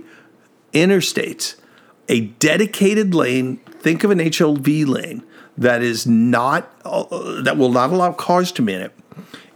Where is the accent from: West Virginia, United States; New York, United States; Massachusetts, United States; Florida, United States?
New York, United States; I grew up in New York